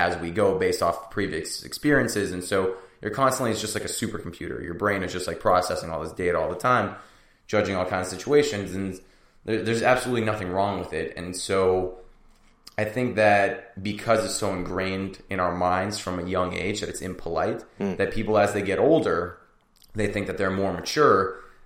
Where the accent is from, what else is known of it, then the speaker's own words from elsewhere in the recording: United States; also born or lived in Russia; when we came to America, I immigrated from Russia when I was 3